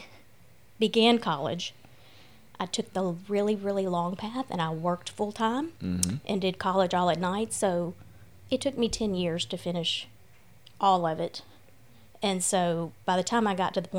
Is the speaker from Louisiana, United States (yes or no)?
yes; Shreveport, Louisiana, United States; I am from Shreveport.